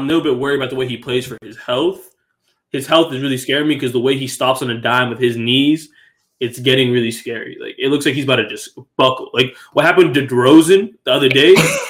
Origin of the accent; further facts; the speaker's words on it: Boston, Massachusetts, United States; even though we're from Boston